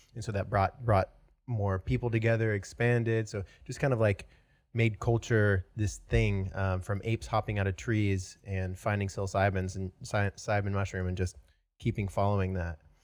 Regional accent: Washington, United States; moved away as an adult; now in Austin, United States; originally from Washington State

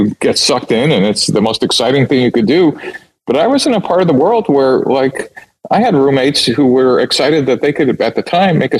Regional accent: New York City, New York, United States; moved away as an adult; also born or lived in Michigan / Silicon Valley; I grew up in New York City

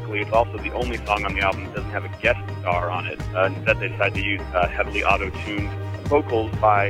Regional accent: Wilmington, North Carolina, United States; I'm from Wilmington, North Carolina

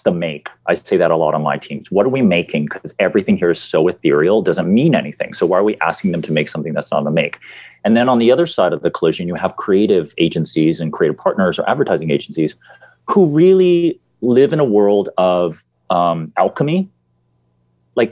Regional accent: United States; moved away as an adult; I'm an American

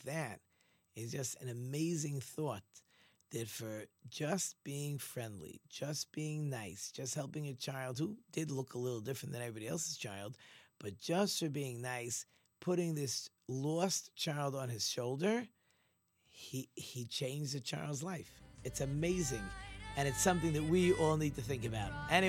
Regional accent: Ramat Gan, Tel Aviv District, Israel; I grew up in Ramat Gan. We were not religious at all. We were a very irreligious family.

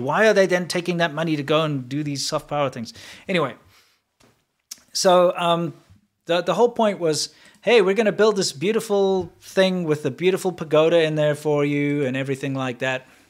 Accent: South Africa; also born or lived in China; now in United States; being a South African

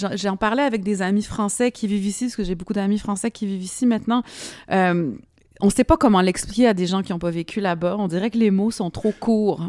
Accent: Montreal, Quebec, Canada; moved away as an adult; also born or lived in Lyon, France; je viens de Montréal

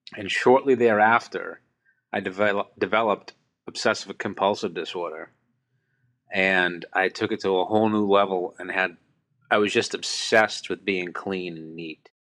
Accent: Boston, Massachusetts, United States; I'm from Boston, Massachusetts

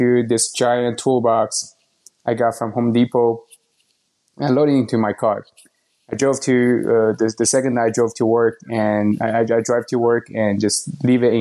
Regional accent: Shanghai, China; moved away as an adult; also born or lived in United Kingdom / Ann Arbor, Michigan; now in Austin, United States; I was born and raised in China, Shanghai, China. I lived there

